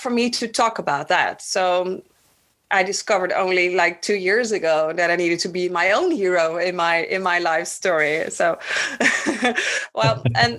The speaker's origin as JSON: {"language": "English", "country": "Netherlands", "tie": "born or raised there", "also_born_or_lived": "Bonaire", "said": "my personal story starts in Bonaire. I was born in the Dutch Antilles, and when I was 3, we moved to the Netherlands"}